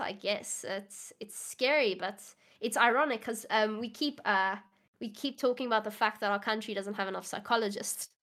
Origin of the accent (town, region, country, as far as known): South Africa